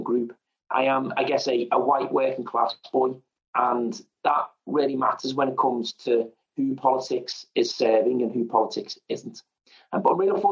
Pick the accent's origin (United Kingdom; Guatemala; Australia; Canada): United Kingdom; Liverpool, North West England; accent: Scouse; I am a Scouser, Liverpoolian. You can probably tell that from the accent